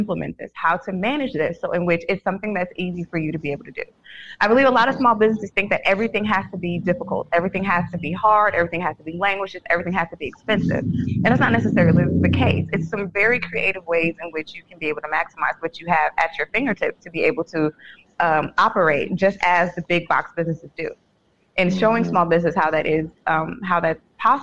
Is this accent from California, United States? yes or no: yes; San Francisco, California, United States; moved away; born and raised in San Francisco